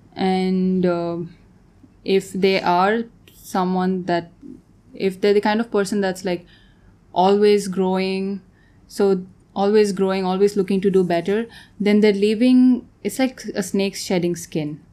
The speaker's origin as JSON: {"language": "English", "country": "Tanzania", "tie": "born or raised there", "also_born_or_lived": "Bangalore, India / Vienna, Austria", "moved": "as an adult", "said": "I grew up in Tanzania. I was there most of my life, and then I moved to Bangalore to study architecture."}